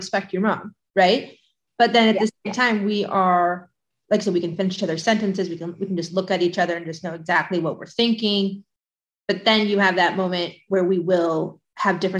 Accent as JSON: {"language": "English", "town": "Coto de Caza", "region": "California", "country": "United States", "tie": "born or raised there", "said": "lived a very privileged childhood, was going to the country club and would ride my scooter right here down San Miguel"}